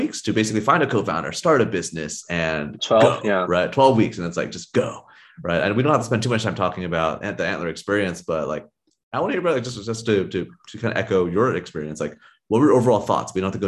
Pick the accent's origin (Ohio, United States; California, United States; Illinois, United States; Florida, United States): California, United States; And for myself, I grew up in the Silicon Valley.